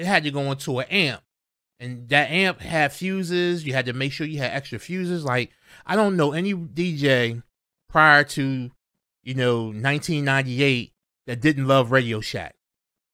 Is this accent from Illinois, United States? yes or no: no; Delaware, United States; I was from Delaware